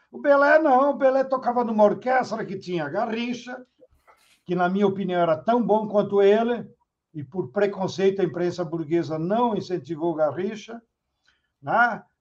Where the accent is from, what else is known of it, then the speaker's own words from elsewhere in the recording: Rio Grande do Sul, Brazil; o Papa Francisco é gaúcho, eu sou gaúcho, o Brizola é gaúcho